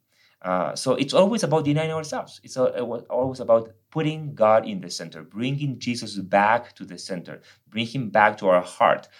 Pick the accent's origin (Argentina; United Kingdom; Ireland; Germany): Argentina; English is a second language; moved away as an adult; now in United States; I'm from Argentina. I came to the States almost 13 years ago.